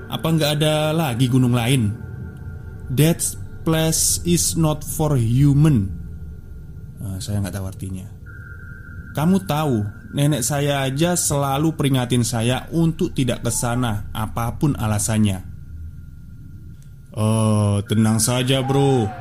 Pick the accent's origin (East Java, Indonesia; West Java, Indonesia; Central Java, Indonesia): West Java, Indonesia; Garut; Yang sering saya lihat di desa asal saya Garut